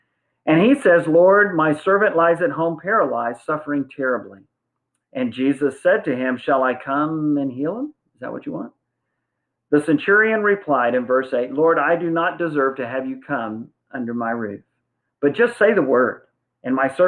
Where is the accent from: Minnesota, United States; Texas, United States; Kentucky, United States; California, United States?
Texas, United States; San Antonio; And I was raised in San Antonio in a Lackland Terrace Church of Christ in high school and for several years after Joyce and I were married.